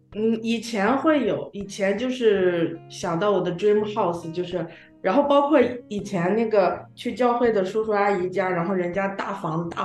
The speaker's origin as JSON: {"language": "Chinese", "region": "Shandong", "country": "China", "said": "我山东人嘛，对面食就是有特别的那个"}